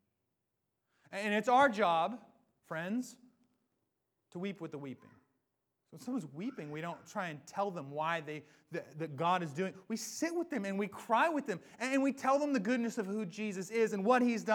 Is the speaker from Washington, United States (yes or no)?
yes; Washington, United States; I'm from Washington. This is home.